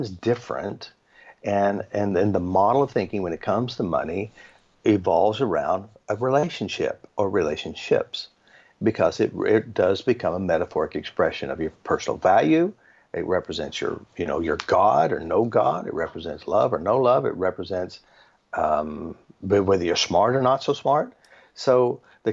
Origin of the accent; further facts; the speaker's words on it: United States; I'm from America